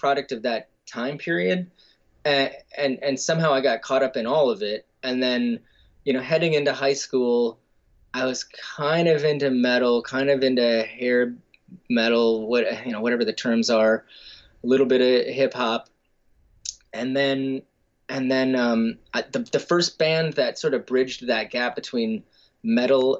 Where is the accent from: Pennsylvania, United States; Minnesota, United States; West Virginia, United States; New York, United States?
Minnesota, United States; Stillwater; I grew up in Stillwater, Minnesota